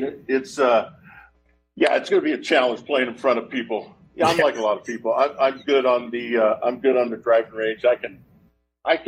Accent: Oregon, United States; I'm from Oregon

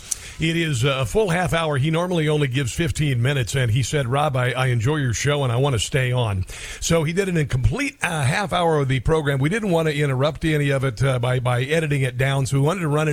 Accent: Neola, Iowa, United States; I'm from a small town in southwest Iowa called Neola

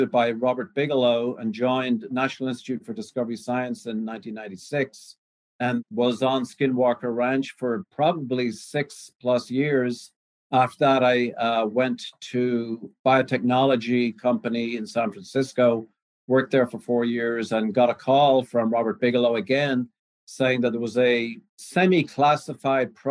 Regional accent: Ireland; also born or lived in Canada; now in United States; I came over from Ireland with a potato in my pocket there about 35 years ago started in Canada and worked my way in various areas of cancer research. Ended up in the United States in the early 90s

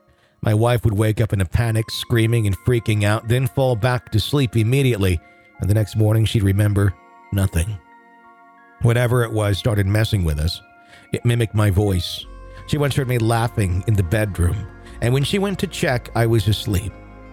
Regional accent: Cape Town, Western Cape, South Africa

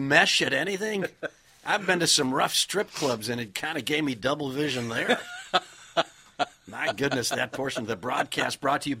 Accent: Kenosha, Wisconsin, United States; I grew up in Kenosha, Wisconsin, America's only other auto town.

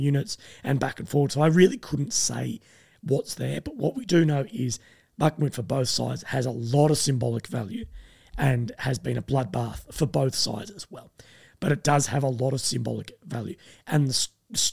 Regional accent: Australia; myself being Australian

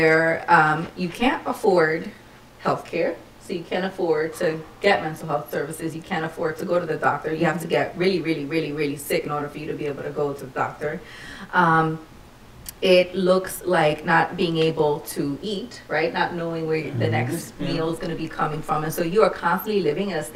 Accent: New York City, New York, United States; I'm a native New Yorker, born and raised in the Lower East Side before its gentrification.

